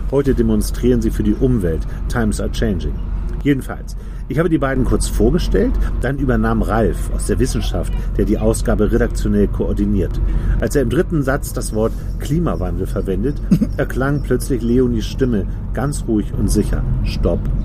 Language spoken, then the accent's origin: German; Hamburg, Germany; moved away as an adult; kommst ja aus einer Großstadt, ich auch, wir sind beide Hamburger, leben aber jetzt beide auf dem Land